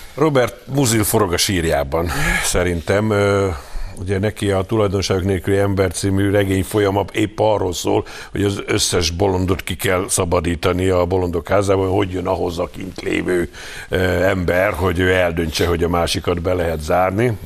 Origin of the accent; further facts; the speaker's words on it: Hungary; magyarok vagyunk, és úgy vagyunk európaiak